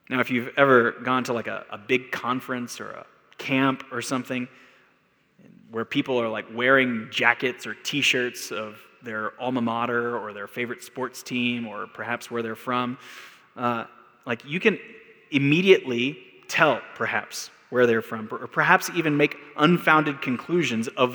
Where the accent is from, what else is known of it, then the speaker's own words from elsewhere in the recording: Texas, United States; now in Albuquerque, United States; I'm from Texas